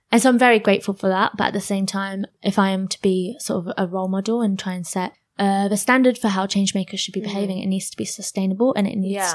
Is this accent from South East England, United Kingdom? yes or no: no; Luton, East of England, United Kingdom; I'm born and bred in Luton.